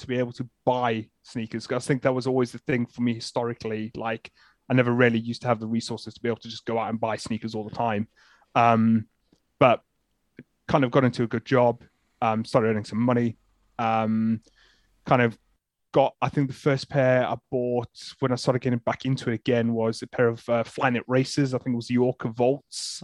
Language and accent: English; South Africa; now in United Kingdom; I'm originally from South Africa, so kind of been in the U K